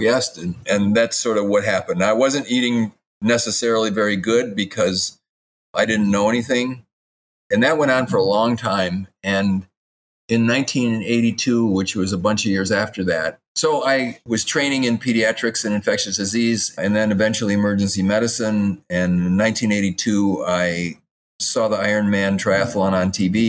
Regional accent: Madison, Wisconsin, United States; I grew up in Madison, Wisconsin, and when I was 13 years old

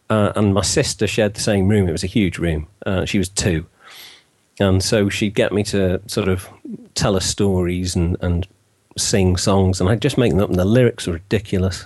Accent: Wales, United Kingdom; I'm actually Welsh. To the age of 9 or 10, I was taught in Welsh

